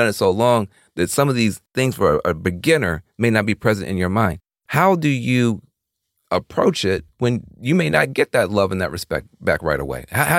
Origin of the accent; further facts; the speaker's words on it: the South, United States; I grew up in the South